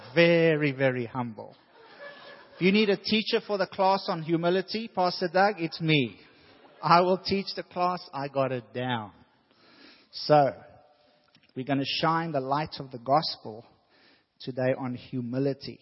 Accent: South Africa; moved away; When I was growing up in South Africa

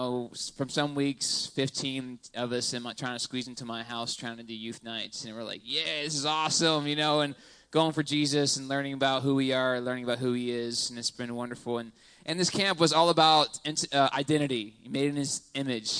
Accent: Texas, United States; moved away; I'm from Texas. That's a true South

